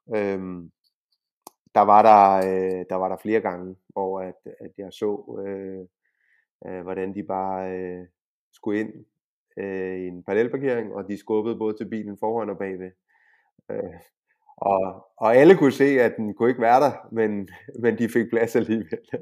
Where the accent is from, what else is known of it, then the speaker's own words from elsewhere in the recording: Denmark; now in Spain; dansker og EU-borger